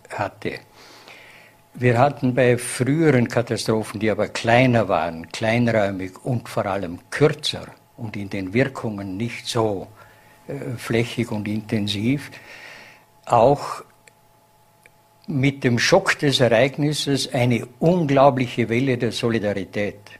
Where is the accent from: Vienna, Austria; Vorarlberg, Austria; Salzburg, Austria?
Vorarlberg, Austria; so wird man es auch als Vorarlberger Gemeinschaft wieder schaffen, hier herauszukommen.